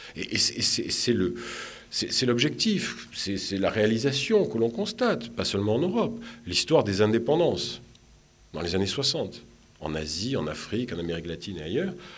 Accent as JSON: {"language": "French", "town": "Marseille", "region": "Provence-Alpes-Côte d'Azur", "country": "France", "also_born_or_lived": "Tunisia", "moved": "as an adult", "lives_now": "Tunis, Tunisia", "said": "je suis méditerranéen, je suis de Marseille"}